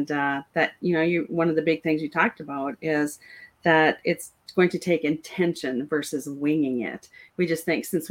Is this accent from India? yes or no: no; North Dakota, United States; moved away; I grew up in North Dakota